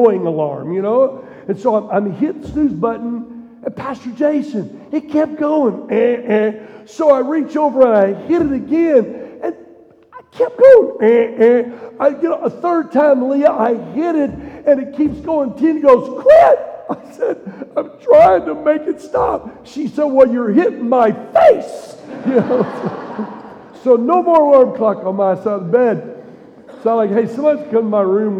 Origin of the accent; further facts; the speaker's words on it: Missouri, United States; also born or lived in Tennessee; I grew up in Missouri, would spend my summers in the Ozark Mountains